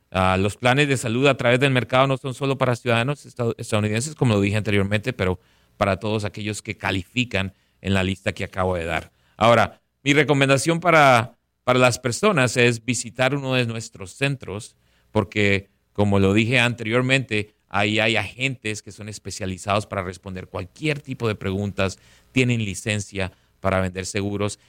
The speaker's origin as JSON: {"language": "Spanish", "town": "Barranquilla", "region": "Atlántico", "country": "Colombia", "tie": "born or raised there", "also_born_or_lived": "Bogotá, Colombia", "moved": "yes", "lives_now": "Palm Beach County, United States", "said": "Nací en la capital, en Bogotá, pero me crié en Barranquilla."}